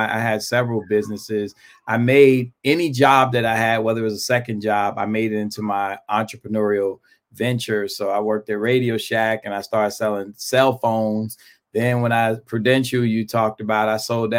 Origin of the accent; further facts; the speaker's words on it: New York City, New York, United States; moved away; I grew up in Brooklyn, New York